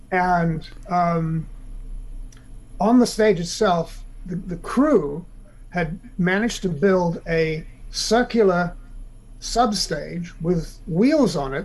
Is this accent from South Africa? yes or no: yes; South Africa; now in United States